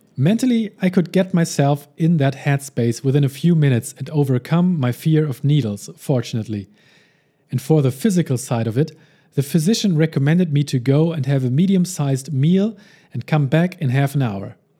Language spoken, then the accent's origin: English; Hamburg, Germany; my hometown of Hamburg, Germany